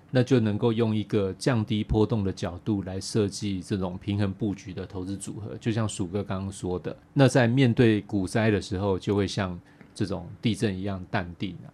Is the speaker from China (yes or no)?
no; Taiwan; 台湾人相对于其他国家的人呢，我们从小在对地震就有做很多的准备啦